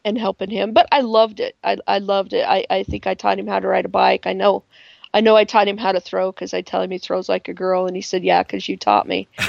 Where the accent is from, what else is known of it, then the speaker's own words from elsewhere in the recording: Pingree, Idaho, United States; also born or lived in Pocatello, Idaho; we moved to a very very small uh, farming community called Pingree, uh, when I was uh, two years old on my second birthday